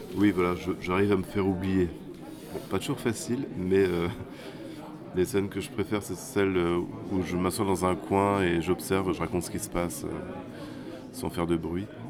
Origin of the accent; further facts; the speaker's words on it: France; c'est chez nous en France